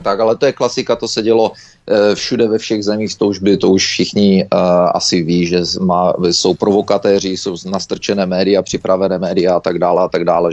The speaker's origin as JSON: {"language": "Czech", "country": "Czechia", "also_born_or_lived": "Canada", "moved": "yes"}